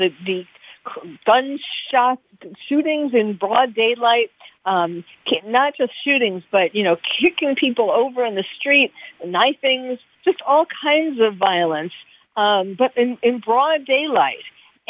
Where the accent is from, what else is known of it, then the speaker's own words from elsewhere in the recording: New York, United States; I'm from New York.